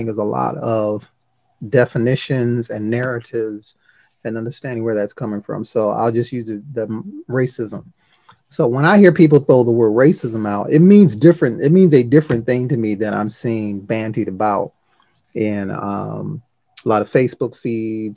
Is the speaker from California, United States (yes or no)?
no; Detroit, Michigan, United States; I grew up in Detroit inner city public schools